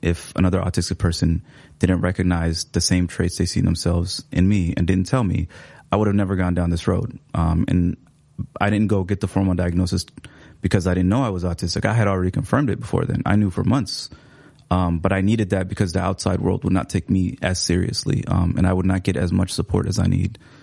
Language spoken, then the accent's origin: English; Seattle, Washington, United States; English is a second language; moved away as an adult; also born or lived in Somalia; now in Minneapolis, United States; I grew up in Seattle.